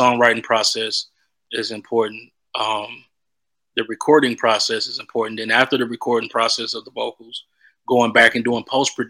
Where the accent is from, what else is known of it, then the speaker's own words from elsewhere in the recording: the South, United States; Like, you know, I'm from the South, so church is really big out here, you know.